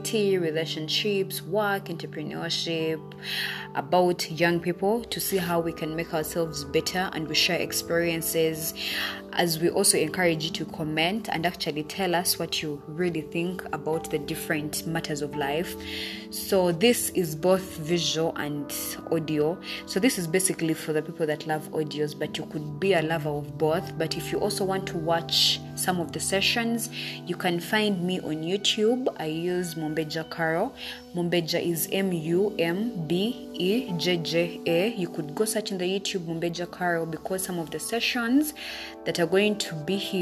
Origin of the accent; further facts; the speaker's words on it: Uganda; I am from Uganda and I'm a university student